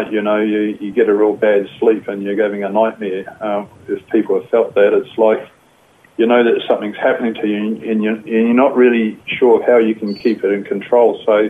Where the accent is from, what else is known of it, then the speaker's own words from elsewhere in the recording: Fiji; born there; I think really what happened was I was born in Fiji. I had parents were working over there in Fiji, so I was born over there.